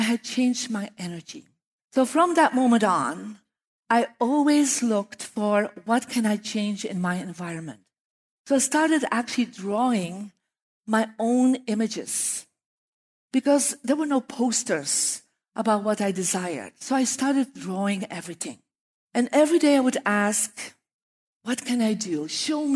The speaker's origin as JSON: {"language": "English", "country": "Belgium", "moved": "yes", "said": "I'm from Belgium"}